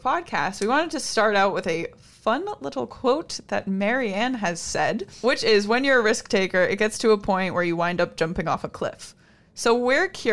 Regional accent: Maine, United States; I'm from Maine

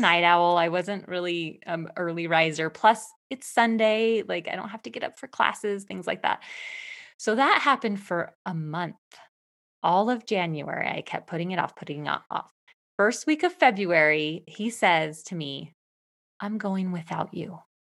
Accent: Eastern Washington State, United States; I grew up in Eastern Washington State

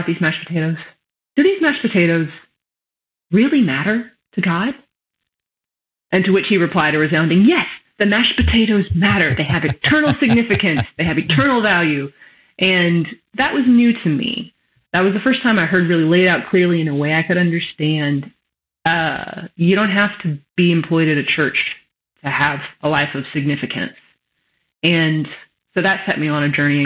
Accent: West Texas, United States; you can tell I grew up in West Texas

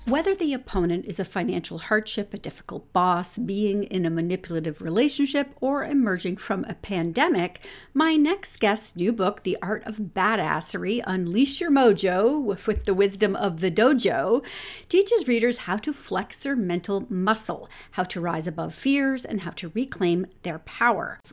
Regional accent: London, Ontario, Canada; London, my hometown

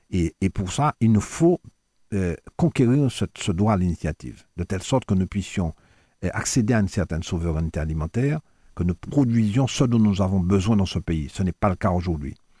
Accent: Fort-de-France, Martinique; je suis des Terres Saint-Ville

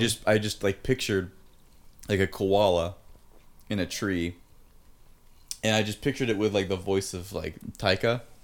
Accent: Pittsburgh, Pennsylvania, United States

